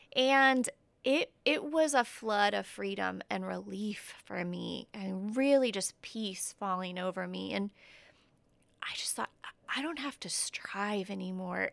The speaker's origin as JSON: {"language": "English", "town": "Indianapolis", "region": "Indiana", "country": "United States", "moved": "as an adult", "lives_now": "Huntington, United States", "said": "I'm originally from Indianapolis"}